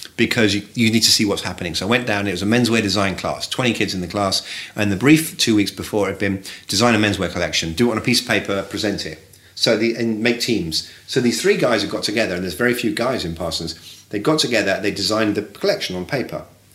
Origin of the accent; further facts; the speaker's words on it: England, United Kingdom; And I come from England, right? You know this.